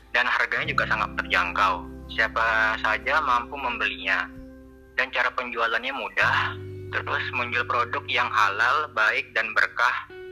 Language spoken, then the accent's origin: Indonesian; Pekanbaru, Riau, Indonesia; asal saya dari Pekanbaru